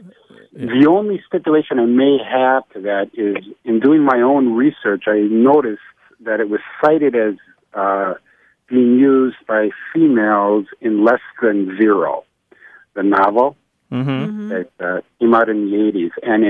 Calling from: Milwaukee, Wisconsin, United States; I'm calling from Milwaukee, Wisconsin.

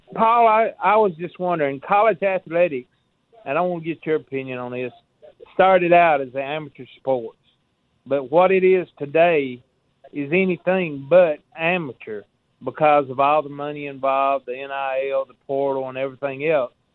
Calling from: Millport, Alabama, United States; I'm from Millport, Alabama.

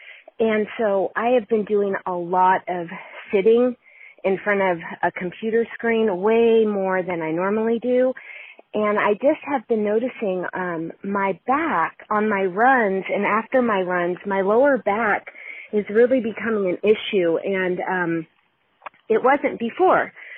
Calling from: California, United States; I am calling from California.

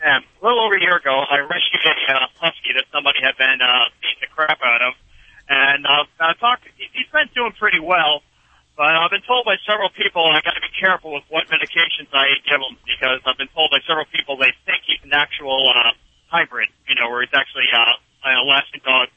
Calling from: New York, United States; New York.

